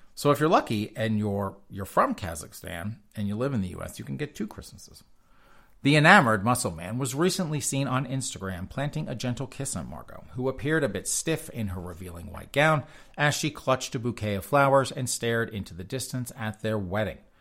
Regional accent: the South, United States; I grew up in the South

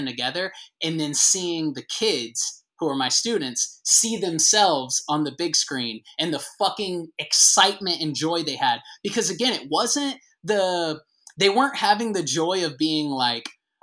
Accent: the South, United States; moved away as an adult; also born or lived in Atlanta; I kind of moved back to like my hometown during COVID, because for better or worse, as we know in the South, the small towns kind of just kept existing.

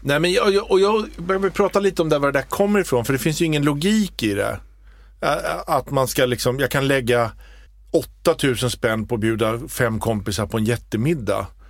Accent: Småland, Sweden; jag är ju smålänning

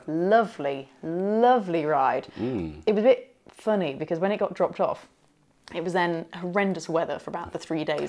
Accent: Leicester, East Midlands, United Kingdom; That is my hometown

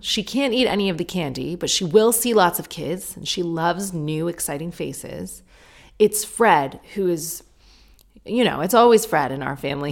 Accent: Sarnia, Ontario, Canada; now in United Kingdom; I grew up in Sarnia

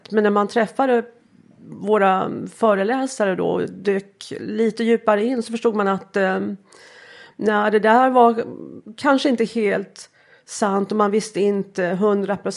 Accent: Småland, Sweden; Jag kommer från Småland.

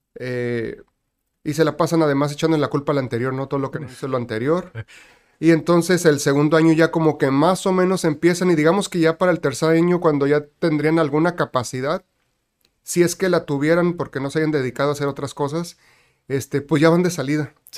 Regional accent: Tijuana, Baja California, Mexico; also born or lived in Guadalajara; nací en Guadalajara y mis papás migraron para acá cuando yo tenía un año de edad. Así que yo nací en 1976, llegamos aquí en el 77. Okay. Prácticamente toda mi vida aquí en Tijuana, así que me considero tijuanense.

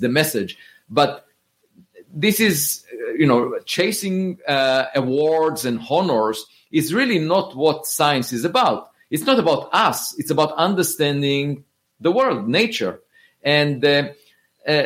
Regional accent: Israel; moved away as an adult; I grew up in Israel

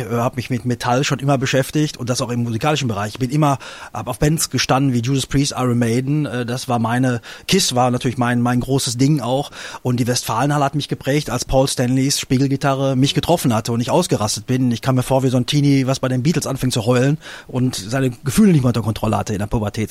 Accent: North Rhine-Westphalia, Germany; Ich meine, wir sind im Ruhrgebiet groß geworden.

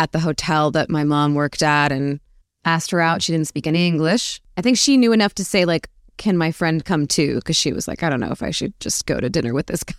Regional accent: Arizona, United States; Hot. Predictably, probably. I actually was quite an indoor kid.

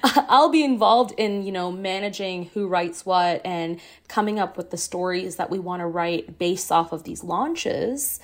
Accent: Singapore; also born or lived in Ottawa, Canada; now in Canada; I didn't grow up in Canada. I grew up in Singapore.

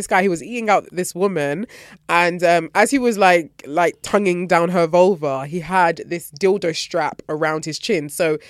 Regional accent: Nigeria; moved away; This is my homecoming because I haven't been to Nigeria in like over. Anyway, last time I was there was when I was 17.

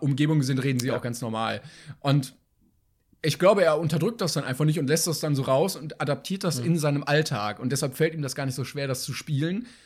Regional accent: Bavaria, Germany; Nein, ich bin nicht, hör auf, ich bin Bayer, hast, alles gut, ich komme auch nicht aus Franken.

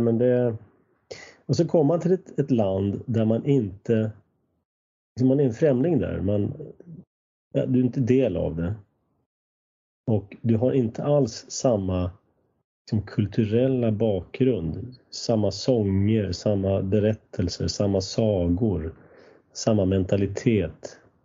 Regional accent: Sweden; also born or lived in United States; mitt lilla samhälle där jag växte upp, där var en kyrka från 1200-talet

